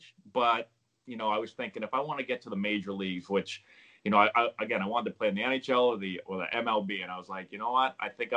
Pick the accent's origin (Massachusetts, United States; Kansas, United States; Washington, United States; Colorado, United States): Massachusetts, United States; Peabody; I grew up in Peabody, Mass